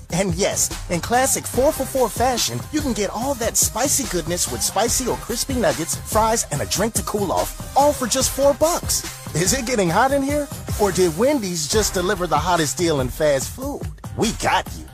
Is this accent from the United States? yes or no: yes; Wisconsin, United States; I come from Wisconsin